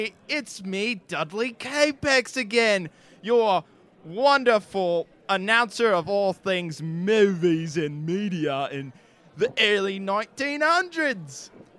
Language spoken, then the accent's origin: English; Australia; accent: Australian; now in United States; Sorry, every moment I live here in America, I lose my Australian accent.